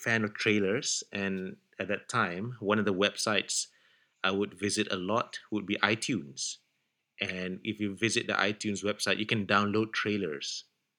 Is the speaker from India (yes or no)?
no; Malaysia; moved away as an adult; We're from Malaysia, but we're not in Malaysia right now. We're living in different countries